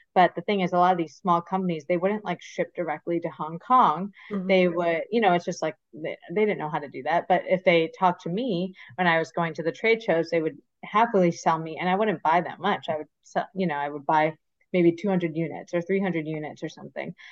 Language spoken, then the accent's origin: English; Michigan, United States; moved away as an adult; also born or lived in Philadelphia / New York; I grew up in Michigan, so born and raised in Michigan